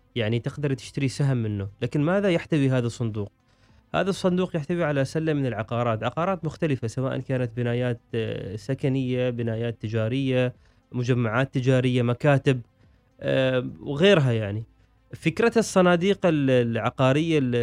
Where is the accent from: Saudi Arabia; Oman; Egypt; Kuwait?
Oman; عندنا في عمان